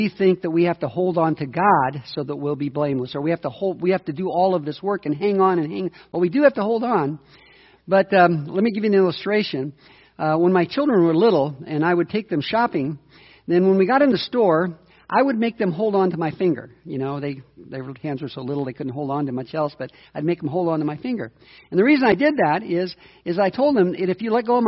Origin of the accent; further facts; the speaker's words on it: United States; as an American